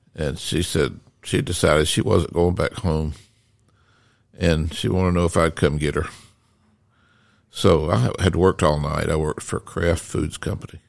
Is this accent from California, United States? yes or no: no; Decatur, Georgia, United States; I grew up in Decatur, Georgia, which is right, it's just right next to Atlanta